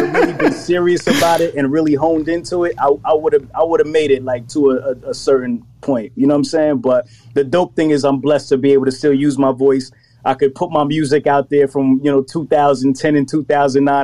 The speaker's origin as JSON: {"language": "English", "region": "New Jersey", "country": "United States", "tie": "born or raised there", "also_born_or_lived": "Brooklyn, New York", "said": "I moved to New Jersey early, but like I moved to the suburbs in New Jersey"}